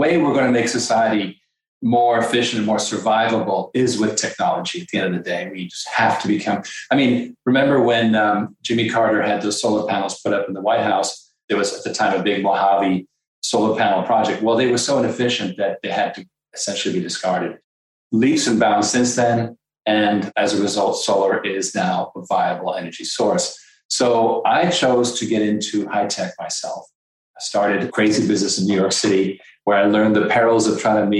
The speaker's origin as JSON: {"language": "English", "country": "France", "tie": "born or raised there", "also_born_or_lived": "Canada / Caribbean / Belgium", "moved": "yes", "said": "I was born in Canada, I was spent years in the Caribbean, and then I was raised actually in France and Belgium."}